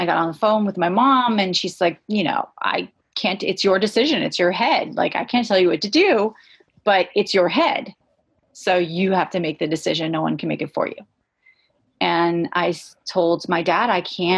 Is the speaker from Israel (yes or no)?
yes; Israel; also born or lived in California / Los Angeles; my brothers and I went to live with my mom in Los Angeles for 2 years, and then we moved to Israel.